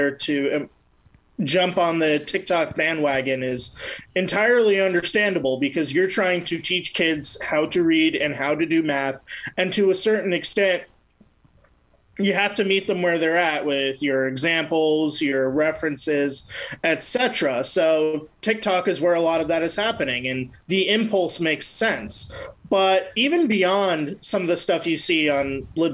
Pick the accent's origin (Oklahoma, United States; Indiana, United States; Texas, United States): Texas, United States; Frisco; my hometown of Frisco, Texas